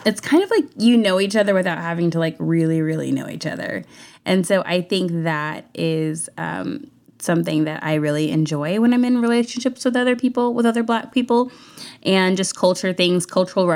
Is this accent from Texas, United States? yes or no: yes; Houston, Texas, United States; a lot of my friends that I grew up with in Houston when I was younger were white